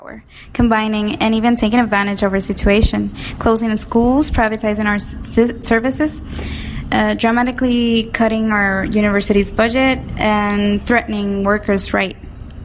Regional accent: Puerto Rico; We're anarcho-queers from Puerto Rico.

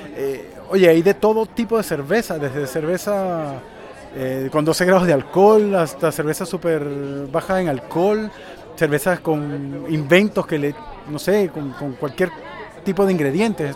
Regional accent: Venezuela; also born or lived in Chile; now in Santiago, Chile; yo soy venezolano, criado con cerveza industrializada caribeña, y cuando me mudé a Chile

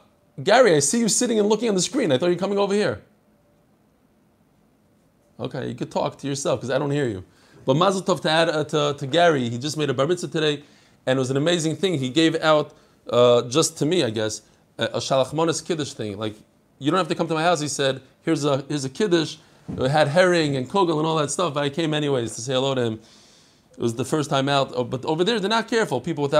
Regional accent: Edgware, London, United Kingdom; I'm from Edgware in London.

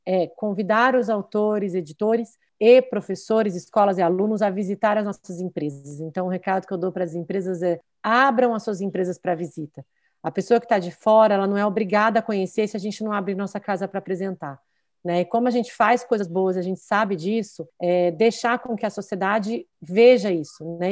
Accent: Barretos, São Paulo, Brazil; moved away as an adult; Aí vim para Barretos, né, que é minha cidade natal, voltei para cá quando eu casei

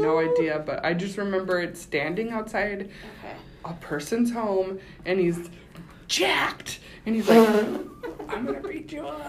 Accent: Coon Rapids, Minnesota, United States; I grew up in Coon Rapids.

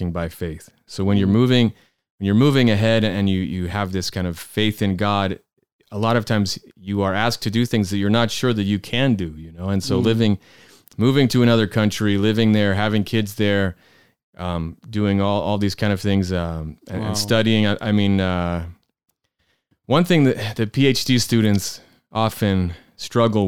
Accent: Rhode Island, United States; moved away as an adult; now in Israel; we are originally from the United States, actually from the state of Rhode Island

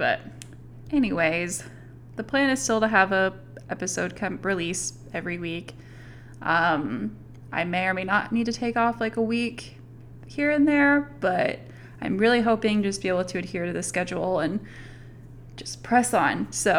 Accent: Arkansas, United States; moved away; also born or lived in Utah; I'm from Arkansas, and it was kind of fun to learn more about the history of my home state.

